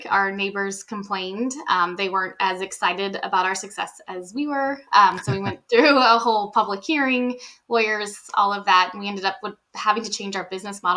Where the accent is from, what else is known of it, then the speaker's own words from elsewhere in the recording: New Orleans, Louisiana, United States; moved away as an adult; now in Washington/Oregon area, United States; We're from New Orleans. So we were in New Orleans